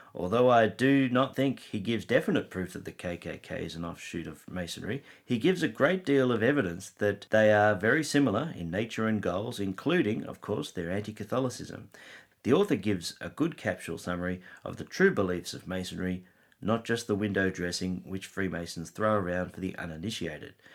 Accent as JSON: {"language": "English", "country": "Australia", "said": "I am an Aussie"}